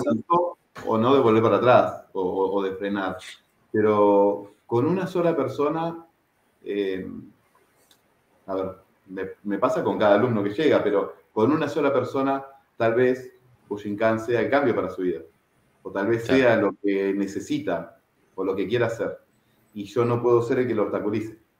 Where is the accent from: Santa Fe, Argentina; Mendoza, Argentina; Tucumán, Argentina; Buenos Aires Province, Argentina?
Buenos Aires Province, Argentina; Merlo; now in Uruguay; Argentino, de familia uruguaya, mis padres este, uruguayos, eh, emigrantes, salieron de Uruguay este, en los años 70 y con mis hermanos y yo nací allá en Buenos Aires, en el conurbano bonaerense, el partido de Merlo.